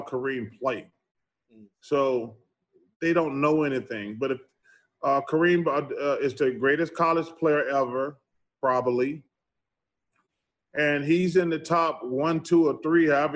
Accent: Alabama, United States; I grew up black in Alabama

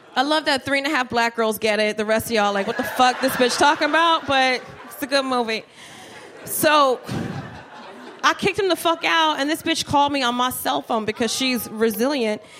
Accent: Trenton, New Jersey, United States; moved away as an adult; also born or lived in Miami; I'm from Trenton

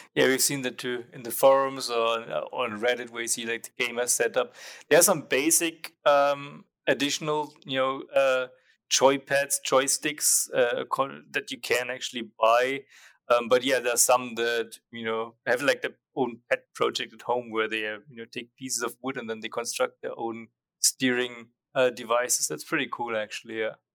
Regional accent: Nuremberg, Bavaria, Germany; moved away as an adult; I went back to Germany and they opened up an office near my hometown, Nuremberg

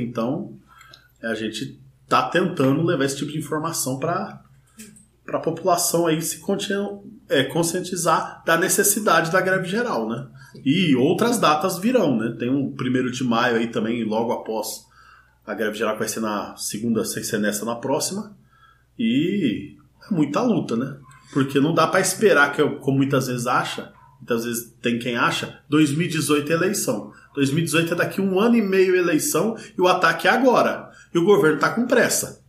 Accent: interior of São Paulo state, Brazil; moved away; Eu sou do interior do estado de São Paulo

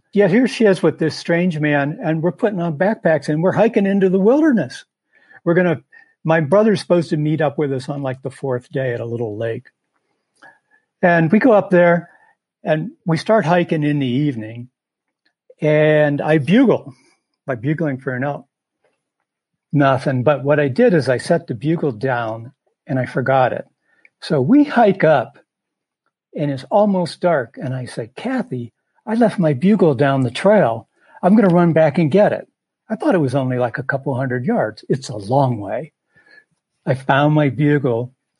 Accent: Appalachia, southeastern Ohio, United States; moved away as an adult; also born or lived in Michigan; now in Montana, United States; Well, I was from Appalachia, like I said, southeastern Ohio.

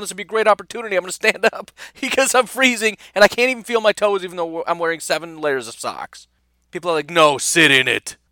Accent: Illinois, United States; moved away; also born or lived in Wisconsin; I'm from Illinois originally

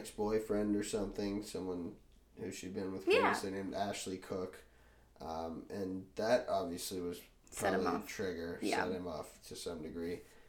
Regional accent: Ireland; And I'm Irish, so that's fine.

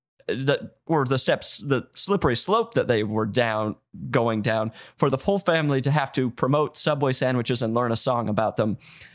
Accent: Salt Lake City, Utah, United States; I'm from Salt Lake City. Just outside of Salt Lake City.

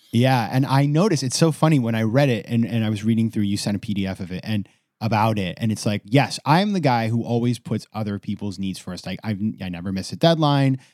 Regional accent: Maine, United States; my home state of Maine

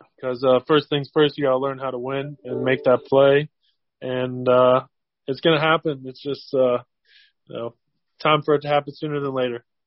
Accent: Cincinnati, Ohio, United States; I'm from Cincinnati, hometown, hometown player

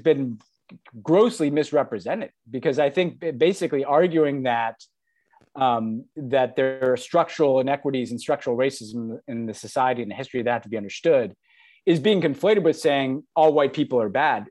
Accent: United States

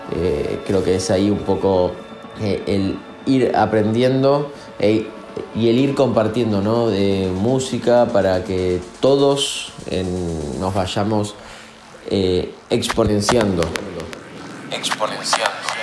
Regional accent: Buenos Aires, Argentina; Soy de Villa Devoto y soy DJ productor

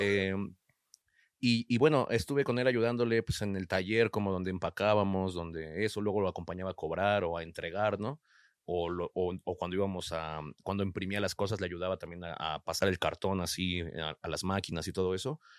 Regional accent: Nezahualcóyotl, State of Mexico, Mexico; de Nesa

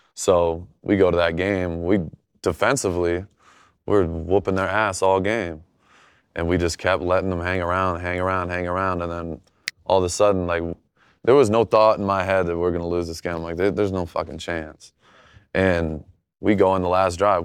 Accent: Michigan, United States; growing up in Michigan

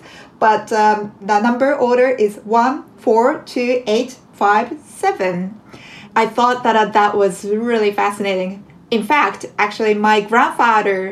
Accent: Japan; now in New York City, United States; I am a jazz composer originally from Japan

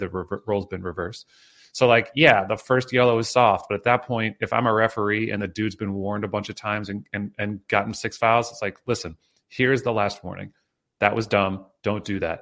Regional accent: State College, Pennsylvania, United States; I grew up in State College, so I'm, like, a Penn State guy

